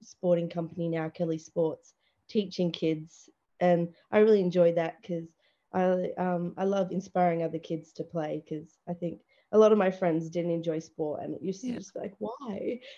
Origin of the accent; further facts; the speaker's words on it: Launceston, Tasmania, Australia; moved away as an adult; now in Adelaide, Australia; I grew up in Launceston with my family, and I've been there ever since, but now in Adelaide